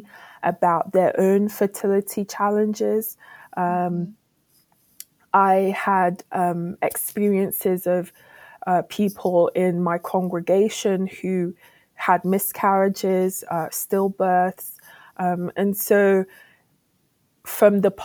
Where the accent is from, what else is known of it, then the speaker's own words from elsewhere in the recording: United Kingdom; also born or lived in Ghana; As a Ghanaian British woman